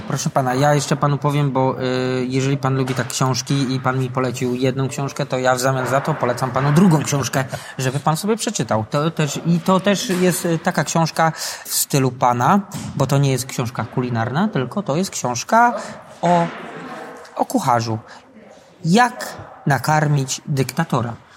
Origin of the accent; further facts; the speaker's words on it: Radzionków, Silesian Voivodeship, Poland; also born or lived in Katowice / England; now in Tarnowskie Góry, Poland; Ja z Tarnowskich Gór teraz jestem. Wychowałem się w Radziąkowie.